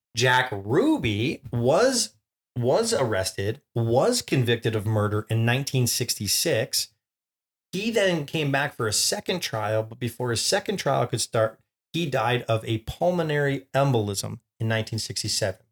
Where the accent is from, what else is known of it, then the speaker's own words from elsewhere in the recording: Canada; we're Canadian